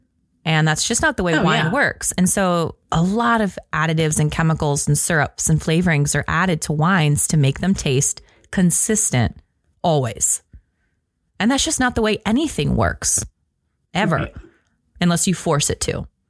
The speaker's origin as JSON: {"language": "English", "region": "Washington", "country": "United States", "moved": "yes", "said": "I'm from Washington. Wine country. Big time."}